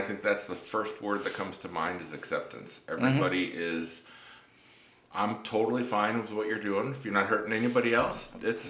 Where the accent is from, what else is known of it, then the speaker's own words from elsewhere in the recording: New York, United States; moved away as an adult; I'm also a New Yorker